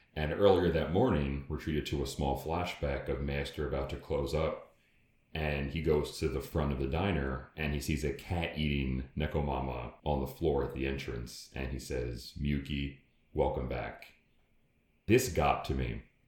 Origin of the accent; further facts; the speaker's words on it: United States; accent: American; we're American, if you can't tell by our accents